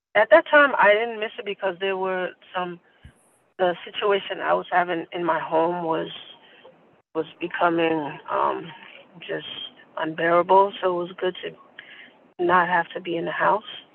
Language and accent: English; New York City, New York, United States; live in Queens and I am from Queens, born and raised